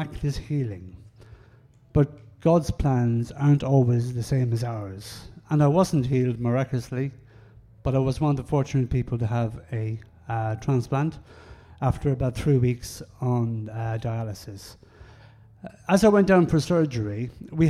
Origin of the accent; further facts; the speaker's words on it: Ireland; I'm Irish and we speak very quickly.